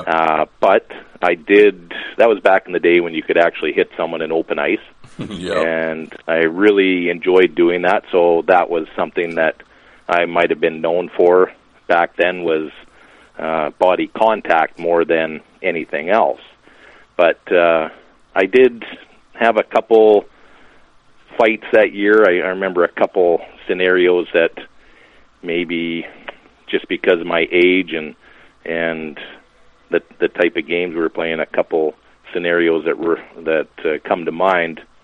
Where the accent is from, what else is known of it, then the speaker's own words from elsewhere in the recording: Lashburn, Saskatchewan, Canada; now in Lloydminster, Canada; I'm from Lashburn. Lashburn has a rink